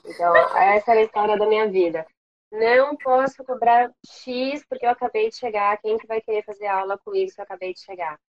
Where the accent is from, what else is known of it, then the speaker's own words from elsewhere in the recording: São Paulo, Brazil; moved away as an adult; also born or lived in Washington, D.C., United States; now in Rio de Janeiro, Brazil; Eu não sou daqui, eu sou de São Paulo